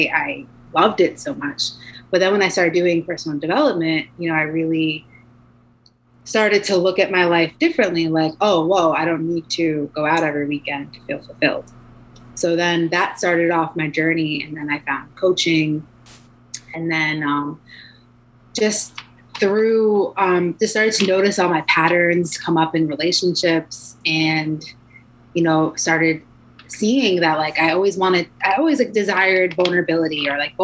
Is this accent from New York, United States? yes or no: yes; New York, United States; I'm from New York